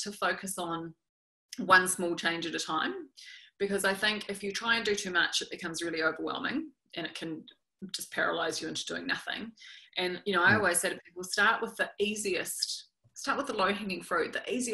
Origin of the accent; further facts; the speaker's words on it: New Zealand; accent: New Zealand; when I was growing up in New Zealand